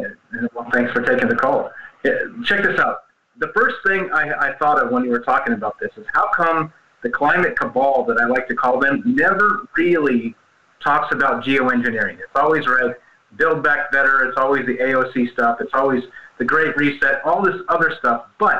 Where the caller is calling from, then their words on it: Las Vegas, Nevada, United States; Well, how you doing, my man? I'm calling from Las Vegas.